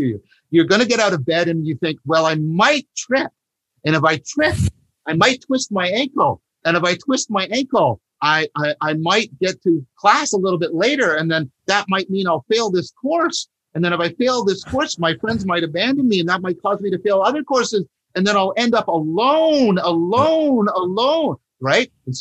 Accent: Canada; I'm a Canadian

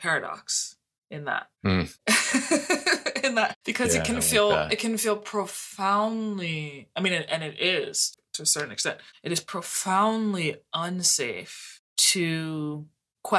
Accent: New Orleans, Louisiana, United States; I was born in New Orleans, the birthplace of jazz. And so I was seeped in a musical environment

